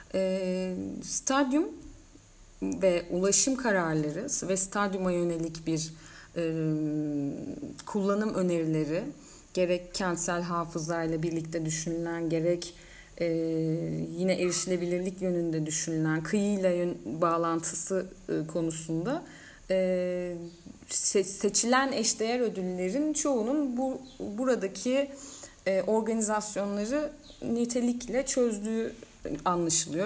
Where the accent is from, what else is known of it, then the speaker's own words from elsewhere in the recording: Mersin, Turkey; sen de ben de hem buralıyız